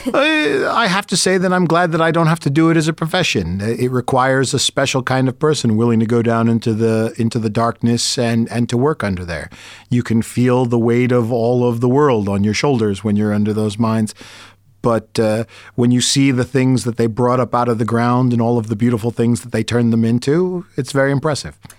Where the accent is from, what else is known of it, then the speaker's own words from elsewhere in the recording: United States; as an American